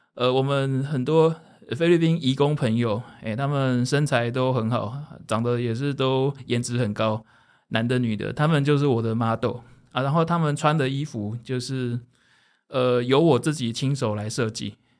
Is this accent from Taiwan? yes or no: yes; Taiwan; 我们从小在台湾出生长大